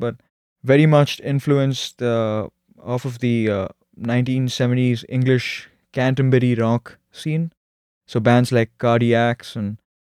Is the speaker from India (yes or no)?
yes; Bangalore, Karnataka, India; I'm from Bangalore, which is in a state called Karnataka.